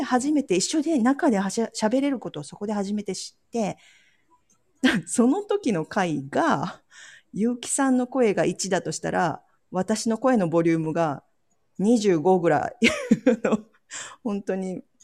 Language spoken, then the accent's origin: Japanese; Ehime, Japan; born or raised there; now in Kochi, Japan